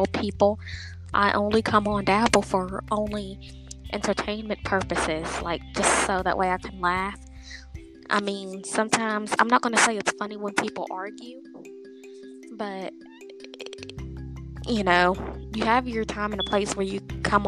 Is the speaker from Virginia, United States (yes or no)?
yes; Lynchburg, Virginia, United States; I am from Lynchburg, Virginia